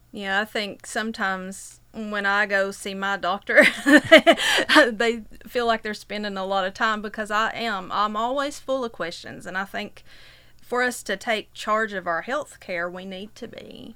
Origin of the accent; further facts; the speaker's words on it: Whitesburg, Kentucky, United States; I'm from Whitesburg